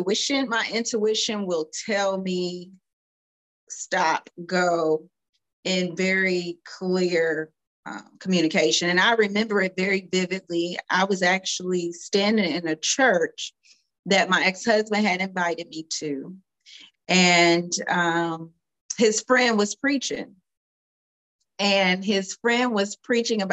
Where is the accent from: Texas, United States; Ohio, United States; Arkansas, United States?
Ohio, United States; Cincinnati; also born or lived in Louisville, Kentucky; I am a Louisville, Kentucky native, but I grew up in Cincinnati, Ohio.